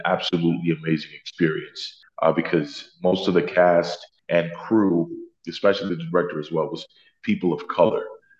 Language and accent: English; New York City, New York, United States; From Queens, New York, born and raised.